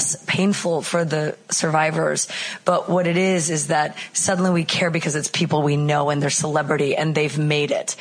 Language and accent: English; Canada; moved away as an adult; now in Chicago, United States; I'm originally Canadian, but I moved to Chicago a long time ago.